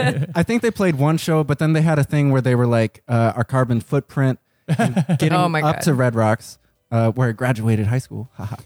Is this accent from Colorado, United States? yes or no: yes; Colorado, United States; I'm from Colorado